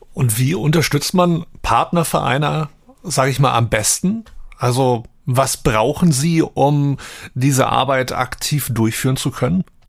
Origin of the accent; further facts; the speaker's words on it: Wolfsburg, Lower Saxony, Germany; moved away as an adult; now in Hamburg, Germany; Ich bin ja in Heiligendorf groß geworden